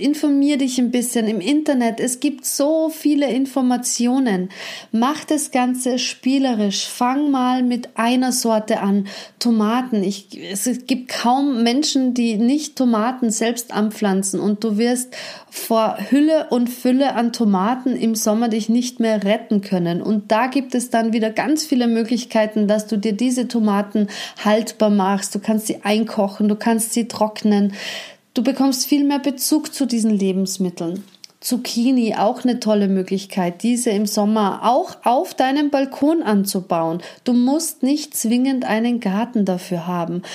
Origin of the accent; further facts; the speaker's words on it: Austria; Bei uns in Österreich